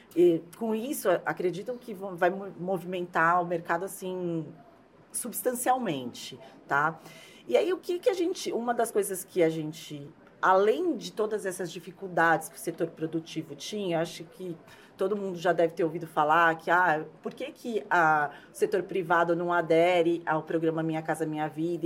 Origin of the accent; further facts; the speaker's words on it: São Paulo, Brazil; eu sou de São Paulo